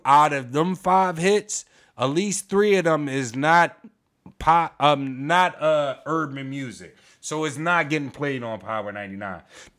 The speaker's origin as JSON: {"language": "English", "town": "Philadelphia", "region": "Pennsylvania", "country": "United States", "said": "We're from Philly, right?"}